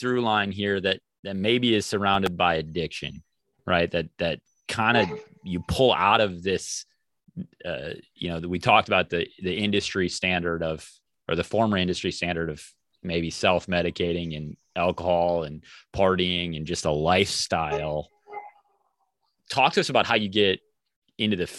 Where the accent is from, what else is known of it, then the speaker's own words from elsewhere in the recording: South Central Minnesota, United States; I'm from South Central Minnesota